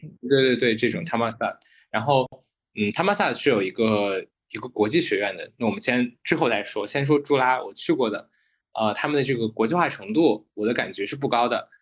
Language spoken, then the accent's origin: Chinese; China; moved away; also born or lived in United Kingdom / Thailand; 作为中国人